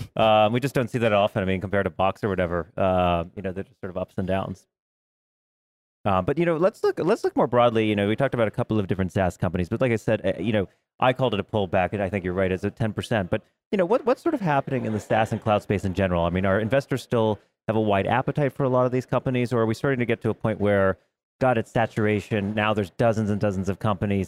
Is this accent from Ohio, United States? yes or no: no; New York, United States; I'm from New York